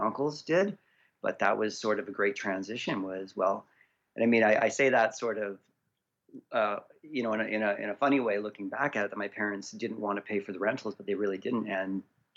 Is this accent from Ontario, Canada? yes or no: no; Prince George, British Columbia, Canada; also born or lived in Abbotsford, Canada / Vancouver, Canada / Toronto, Canada / Chilliwack, Canada; I grew up in Abbotsford as a little child, in the Clearbrook side, and my family ended up moving up to Prince George around 1989